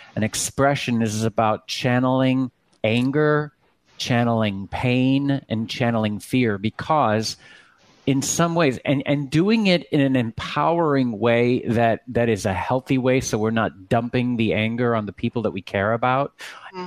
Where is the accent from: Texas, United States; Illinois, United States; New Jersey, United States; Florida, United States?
Texas, United States; I come from Texas, and my my father had a church in Sugar Land